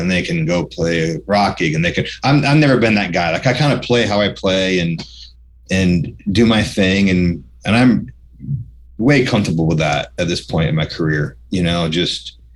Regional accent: New York, United States; moved away; I was this kid from New York

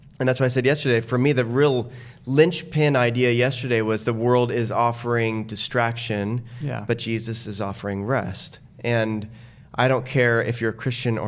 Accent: Tucson, Arizona, United States; I grew up in Tucson without a pool

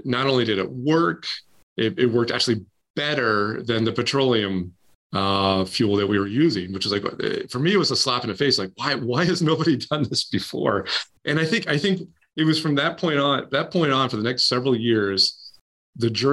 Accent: Maine, United States; I grew up in Maine, where you can see the universe

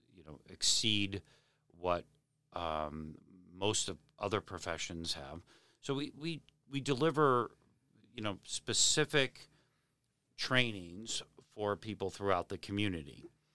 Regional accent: Hingham, Massachusetts, United States; also born or lived in Weymouth, Massachusetts / Braintree, Massachusetts; now in Abington, United States; I grew up in Hingham

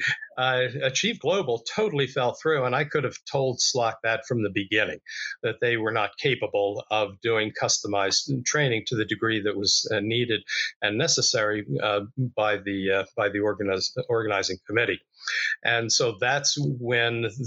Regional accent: Philadelphia, Pennsylvania, United States; moved away; my hometown of Philadelphia

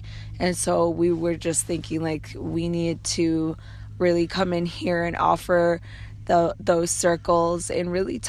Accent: Minneapolis, Minnesota, United States; bands are Assistant Wapton Dakota and Standing Rock Nation, Dakota Lakota. And I'm from Minneapolis, Minnesota.

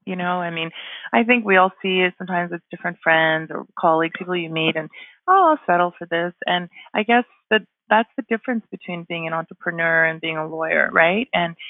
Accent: Canada; also born or lived in Ghana; I'm an immigrant myself in Canada here. I was born in Ghana in West Africa. We moved to Canada when I was 5. So for me, immigration is personal.

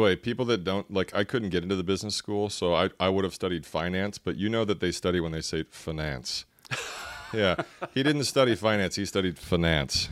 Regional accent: Dallas, Texas, United States; in my hometown of Dallas, Texas

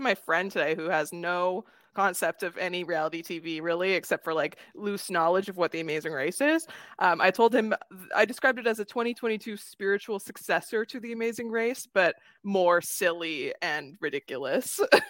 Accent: Canada; JK, I'm Canadian.

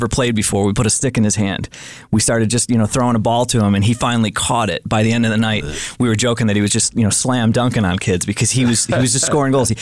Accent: Western New York, United States; now in Missoula, United States; I grew up in the Northeast as well. I grew up in Western New York.

